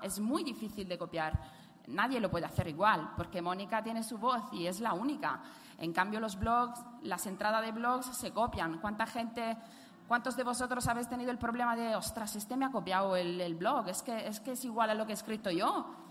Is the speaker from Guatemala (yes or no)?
no; Italy; accent: Italian; Spanish is a second language; moved away